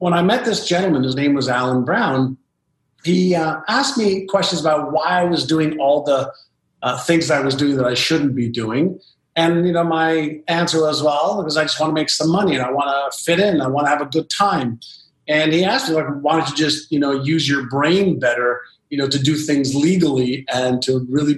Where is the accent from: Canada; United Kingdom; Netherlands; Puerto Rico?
Canada; Montreal, Quebec; first language Hebrew; English is a second language; also born or lived in Israel; I moved from Israel to Montreal, Canada, I was just learning the Hebrew language as a 5-year-old